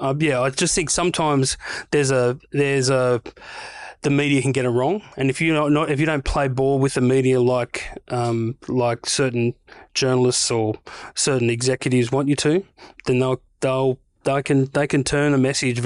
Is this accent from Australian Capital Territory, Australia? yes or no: no; New South Wales, Australia; I grew up on the North Coast, but I spent a lot of time in Newey. Went to uni in Newcastle.